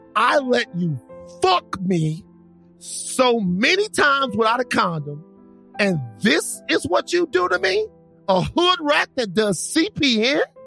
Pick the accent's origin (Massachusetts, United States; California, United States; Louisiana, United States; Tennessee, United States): Louisiana, United States; Baton Rouge; moved away; I'm from Baton Rouge